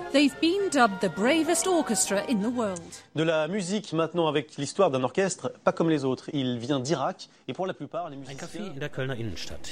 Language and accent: English; Scotland, United Kingdom; I'm British, Scottish